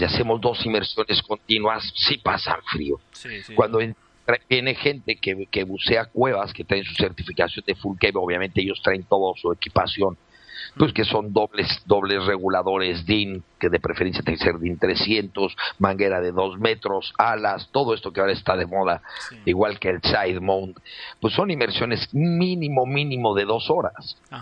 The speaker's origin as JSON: {"language": "Spanish", "region": "Mexico City", "country": "Mexico", "tie": "born or raised there", "moved": "as an adult", "lives_now": "Playa del Carmen, Mexico", "said": "soy natural del DF, de padre malagueño y madre asturiana."}